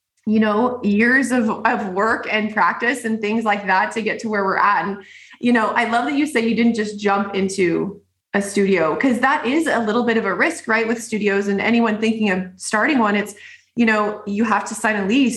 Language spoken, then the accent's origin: English; Northern California, United States; I grew up in California, Northern California and this area.